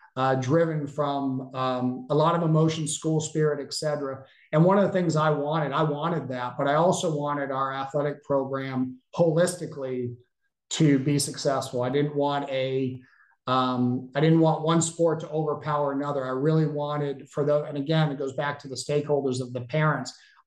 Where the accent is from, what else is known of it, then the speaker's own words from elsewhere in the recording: New England, United States; as a person growing up in New England, football is not as big as it is in the South.